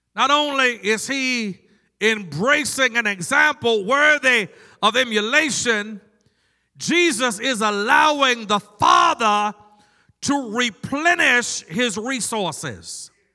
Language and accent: English; Maryland, United States; now in North Carolina, United States; I grew up in Maryland, but I vote in North Carolina because I live here